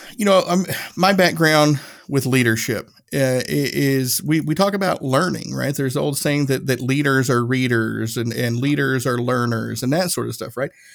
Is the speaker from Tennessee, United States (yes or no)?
yes; Northeast Tennessee, United States; I grew up i-, in Northeast Tennessee.